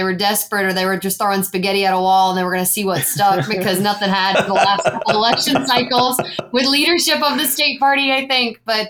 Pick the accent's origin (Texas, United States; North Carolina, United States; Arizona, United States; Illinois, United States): North Carolina, United States; Roxboro; I'm from Person County, North Carolina.